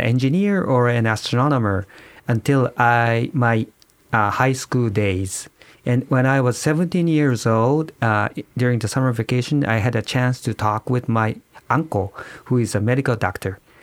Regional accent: Yokohama, Kanagawa, Japan; I was born in Yokohama, Kanagawa

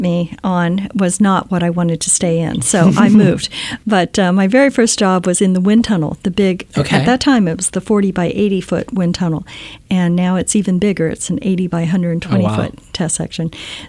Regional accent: Key West, Florida, United States; now in Silicon Valley, United States; I grew up in Key West, Florida, so way at the bottom of the Florida Keys.

